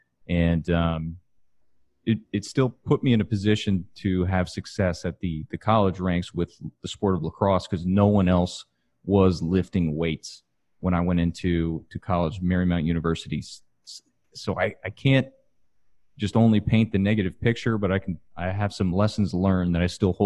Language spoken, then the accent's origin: English; Katy, Texas, United States; I'm from Katy, Texas, which is west of Houston, and football is life.